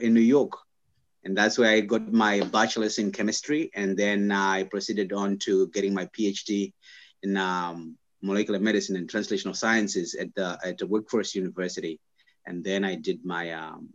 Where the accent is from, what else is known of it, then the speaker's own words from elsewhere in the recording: Zimbabwe; English is a second language; moved away as an adult; now in United States; I am originally from Zimbabwe. I grew up in Zimbabwe from the age of obviously 0 to 21, and then I came to the United States for college